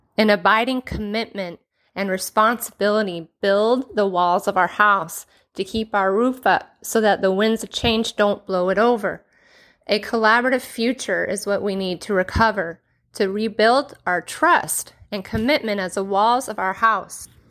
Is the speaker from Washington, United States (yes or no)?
yes; Renton, Washington, United States; born and raised in the Pacific Northwest, lived in the city of Renton, courtesy the West Hill since I was eight years old.